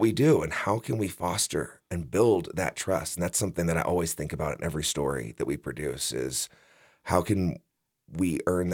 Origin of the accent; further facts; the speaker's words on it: West Texas, United States; moved away as an adult; also born or lived in Los Angeles; now in Jackson, United States; I grew up in West Texas